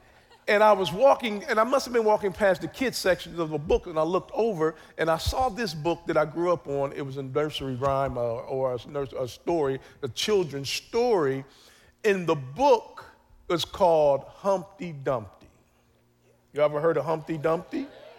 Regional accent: Columbus, Ohio, United States; the neighborhood I grew up in Columbus, Ohio.

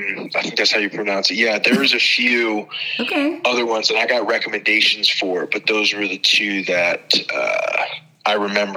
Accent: New Jersey, United States; now in Maryland, United States; So, but I am from New Jersey.

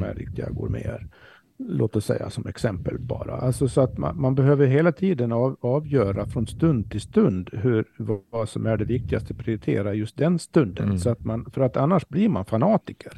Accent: Sweden; för oss som svenskar

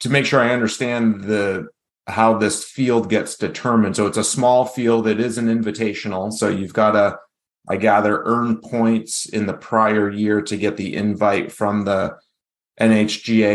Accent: New Hampshire, United States; the top amateur golfers in my home state

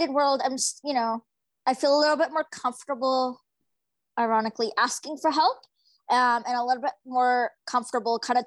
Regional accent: Fraser Valley, British Columbia, Canada; I'm from the Fraser Valley in British Columbia

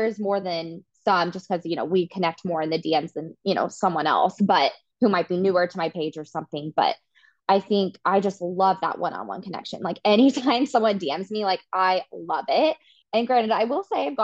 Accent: Wichita, Kansas, United States; moved away as an adult; also born or lived in Manhattan, Kansas; now in Kansas City, United States; I grew up in Wichita

